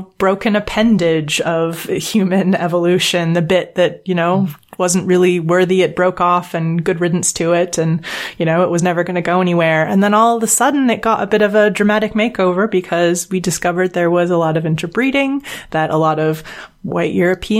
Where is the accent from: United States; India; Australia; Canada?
Canada; now in United Kingdom; being English speaking, living in Britain, being from Canada